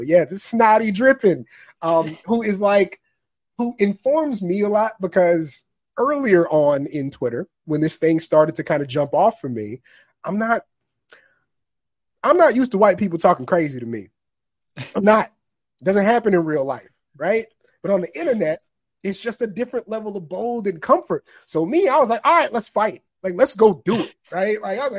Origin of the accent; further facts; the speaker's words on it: Maryland, United States; my cousin I grew up with in Maryland.